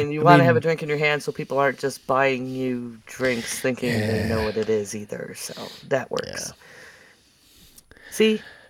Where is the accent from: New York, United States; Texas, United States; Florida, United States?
New York, United States; Buffalo; now in North Carolina, United States; Because I'm from Buffalo.